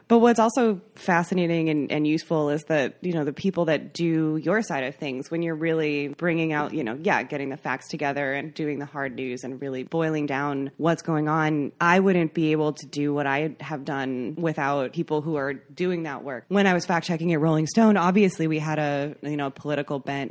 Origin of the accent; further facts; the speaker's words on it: McFarland, Wisconsin, United States; moved away as an adult; grew up in McFarland, Wisconsin